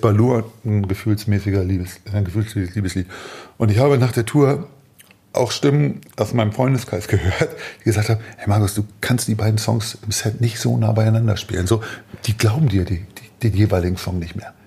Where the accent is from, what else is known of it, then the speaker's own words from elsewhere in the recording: Hamburg, Germany; ich komme aus dem Süden Hamburgs, mhm. also südlich der Elbe